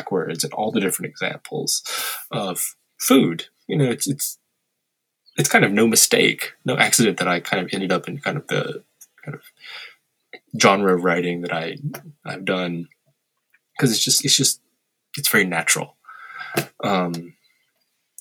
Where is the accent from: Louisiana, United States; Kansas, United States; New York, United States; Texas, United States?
Louisiana, United States; moved away as an adult; I grew up in Louisiana.